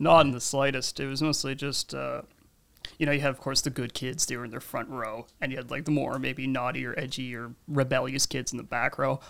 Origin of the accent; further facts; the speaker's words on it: New Jersey, United States; also born or lived in Canada; now in Toronto, Canada; I was born in New Jersey, but I've lived in Canada for about a decade now.